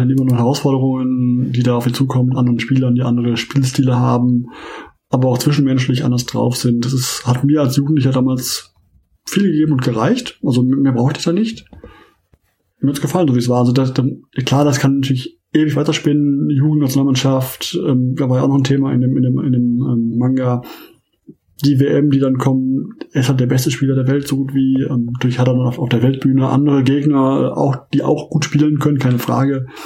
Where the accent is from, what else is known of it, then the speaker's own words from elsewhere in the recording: Essen, North Rhine-Westphalia, Germany; ab davon bin ich halt noch ähm, Fan meiner Heimat, Heimatvereins, Rot-Weiß Essen